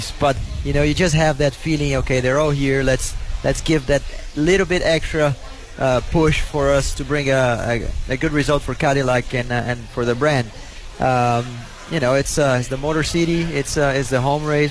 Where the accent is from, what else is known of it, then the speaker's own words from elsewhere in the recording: Brazil; English is a second language; moved away; We're from Brazil